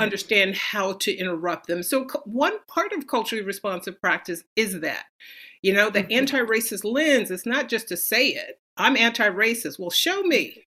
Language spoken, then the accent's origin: English; San Francisco, California, United States; I grew up in San Francisco